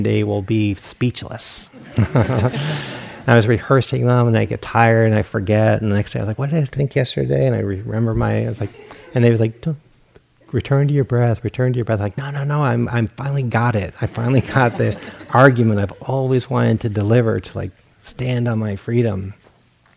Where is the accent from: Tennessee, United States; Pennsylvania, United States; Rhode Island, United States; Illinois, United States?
Rhode Island, United States; moved away as an adult; also born or lived in Portland, Oregon; I grew up in Rhode Island.